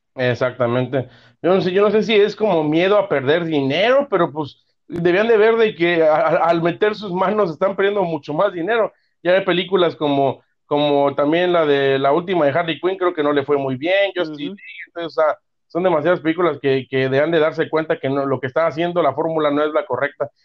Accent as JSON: {"language": "Spanish", "country": "Mexico", "said": "como buenos mexicanos"}